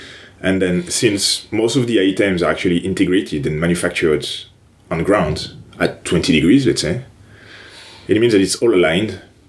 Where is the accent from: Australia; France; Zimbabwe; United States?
France; English is a second language; moved away as an adult; Well, first of all, I actually had the first experience abroad in Toronto, in Canada, for my last year of master's degree in engineering.